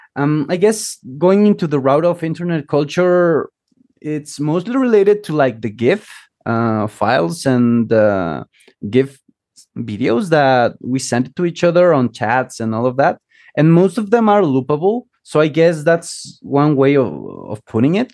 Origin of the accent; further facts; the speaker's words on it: Chiapas, Mexico; moved away; originally from Mexico, uh, from Chiapas, which is like the southernmost state in Mexico.